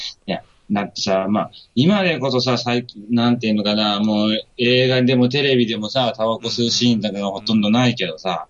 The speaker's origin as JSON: {"language": "Japanese", "region": "Oita", "country": "Japan", "tie": "born or raised there", "said": "私、あの、大分県出身"}